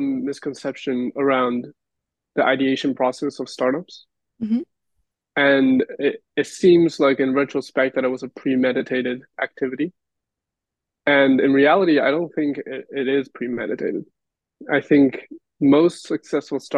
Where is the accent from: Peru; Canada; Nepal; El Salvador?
Peru; now in Los Angeles, United States; my experience growing up in Peru